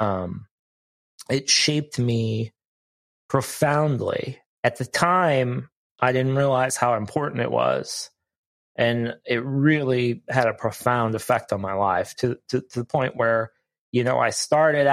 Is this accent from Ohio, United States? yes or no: yes; Ohio, United States; moved away; I grew up in Ohio, so I'm far from home